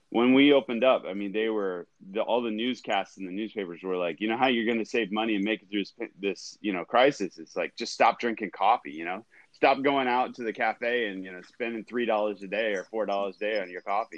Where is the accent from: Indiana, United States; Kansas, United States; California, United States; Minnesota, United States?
California, United States; Ventura; I grew up in Southern California. Grew up in Ventura